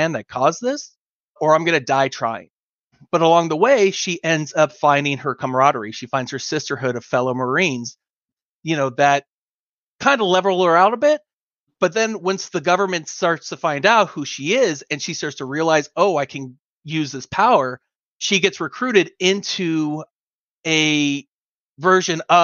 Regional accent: Los Angeles, California, United States; I'm originally from San Pedro, California, Los Angeles. And, you know, I actually grew up in kind of the rough neighborhood

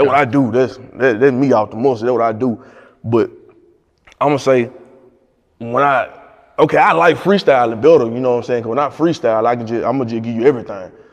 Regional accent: Tutwiler, Mississippi, United States; moved away as an adult; now in Memphis, United States; I moved from Mississippi to Memphis.

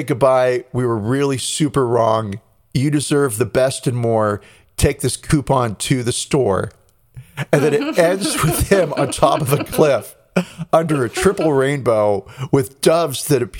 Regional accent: United States; as an American

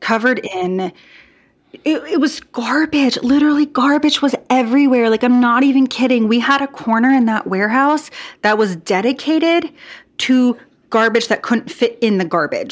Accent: Portland, Oregon, United States; I am from the Portland, Oregon area

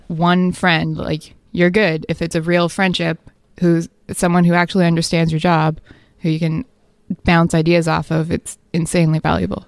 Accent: New Brunswick, Canada; moved away as an adult; also born or lived in Vancouver, Canada; I'm from New Brunswick

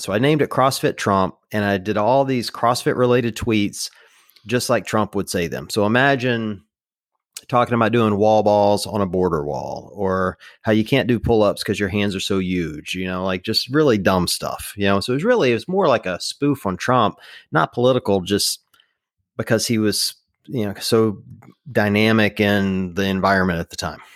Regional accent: the South, United States; I grew up in the South

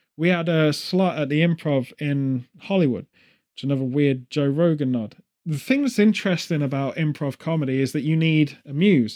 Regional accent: England, United Kingdom; as an English person

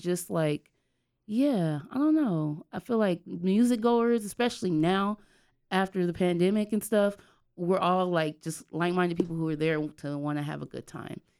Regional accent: Los Angeles, California, United States; moved away as an adult; now in Durham, United States; I grew up in L A, but as the years keep going, I mean, you know, I was there for twenty-one years

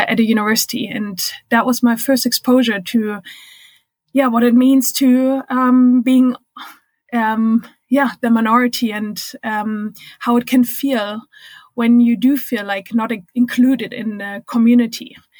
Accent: Germany; English is a second language; moved away as an adult; also born or lived in United States / Minnesota; I'm originally from Germany

